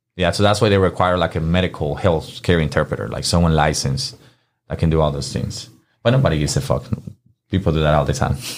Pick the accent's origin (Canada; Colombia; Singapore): Colombia; English is a second language; also born or lived in Miami, Florida; now in Memphis, United States; my home country